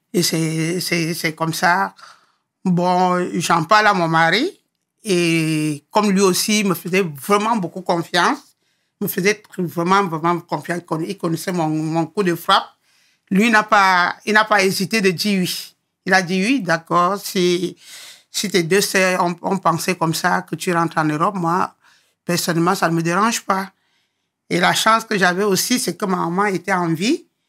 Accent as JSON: {"language": "French", "town": "Yaoundé", "region": "Centre", "country": "Cameroon", "tie": "born or raised there", "also_born_or_lived": "Douala", "moved": "as an adult", "lives_now": "France", "said": "Né à Douala, grandi à Yaoundé"}